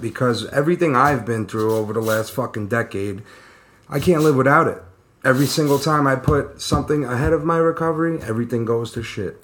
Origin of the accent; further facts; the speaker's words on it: New York City, New York, United States; also born or lived in Long Island; I was born in Brooklyn, moved out to Long Island around 10 years old.